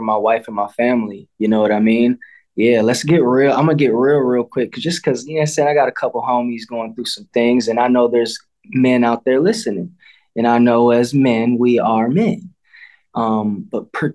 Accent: Midwest, United States; I don't speak because I'm American.

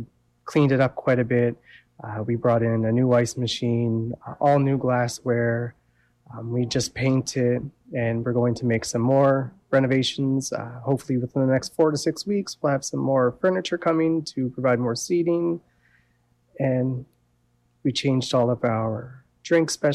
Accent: Amherst, Nova Scotia, Canada; moved away as an adult; also born or lived in British Columbia / Alberta; Originally, I'm from Amherst.

